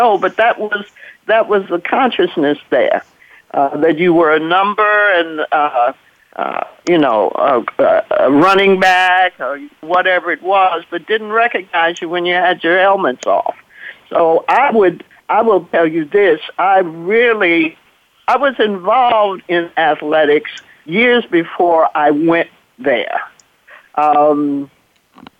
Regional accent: Dallas, Texas, United States; moved away; also born or lived in Ohio; I'm from Dallas, born and raised in Dallas, Texas

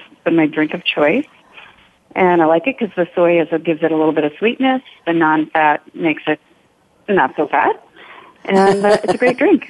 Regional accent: Seattle, Washington, United States; now in Kirkland, United States; I'm from Seattle.

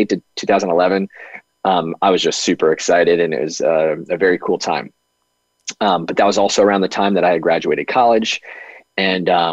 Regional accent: Pennsylvania, United States; I grew up in Pennsylvania

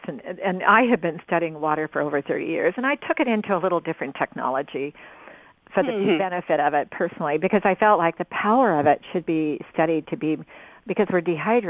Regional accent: Oregon, United States; growing up in Oregon

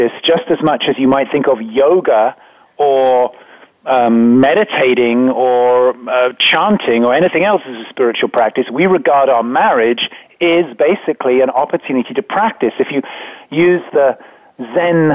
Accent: England, United Kingdom; I was brought up in England

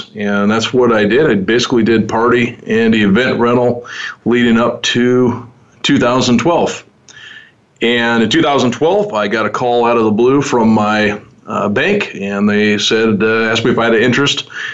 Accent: Omaha, Nebraska, United States; I was born and raised in Omaha

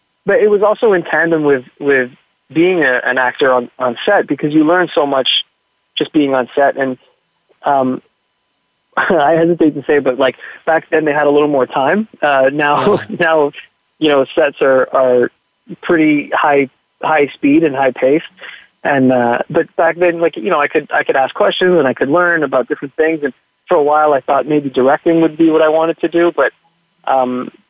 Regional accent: Montreal, Quebec, Canada; I grew up in Montreal, in Quebec

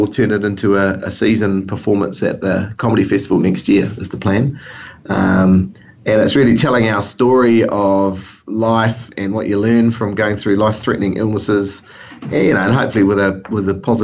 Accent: New Zealand; my home country here

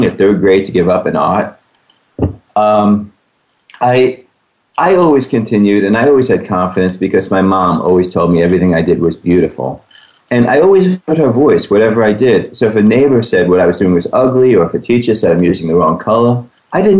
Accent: New York City, New York, United States; I grew up around the New York City area, and it was actually on Staten Island

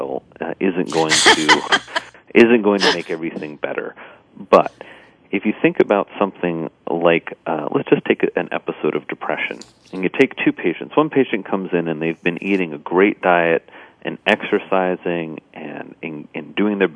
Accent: Indiana, United States; moved away; I grew up in Indiana on a farm

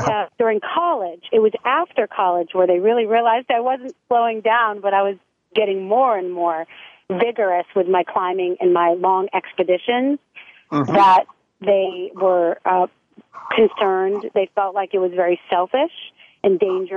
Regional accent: New England, United States; moved away as an adult; also born or lived in Maine / Arizona / California; I grew up very close with my family. We're from New England

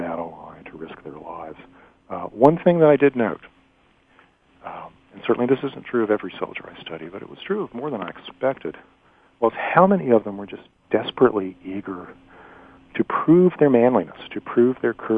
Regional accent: Elliston, Virginia, United States; When I was growing up in Elliston, Virginia, as late as my high school years in the 1970s

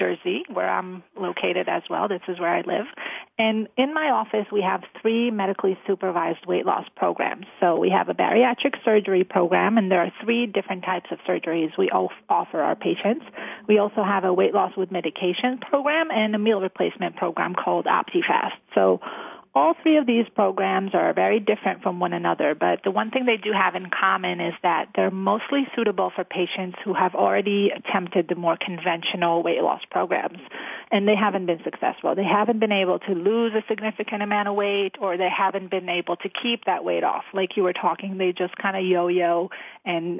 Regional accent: Israel; moved away; I grew up in Israel

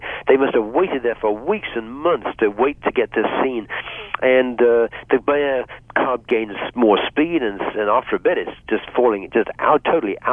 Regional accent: Bath, South West England, United Kingdom; moved away; also born or lived in Hong Kong / Gosport; When I was a teenager growing up in England

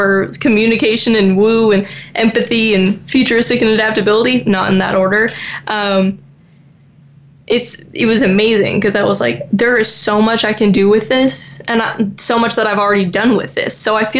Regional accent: Florida, United States; And since obviously I grew up in Florida, I want to be by a beach.

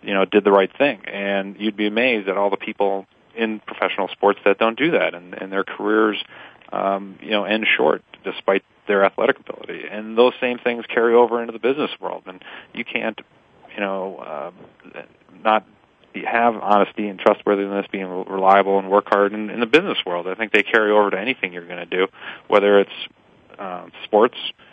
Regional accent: Milwaukee, Wisconsin, United States; moved away as an adult; now in Pittsburgh, United States; I grew up in Milwaukee, where the Green Bay Packers, you know, obviously were what we were watching and talking about

